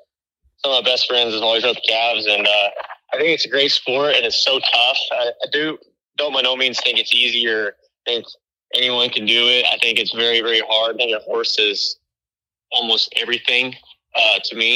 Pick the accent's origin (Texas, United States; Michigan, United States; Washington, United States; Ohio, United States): Texas, United States; Stephenville; I'm from Steamville, Texas.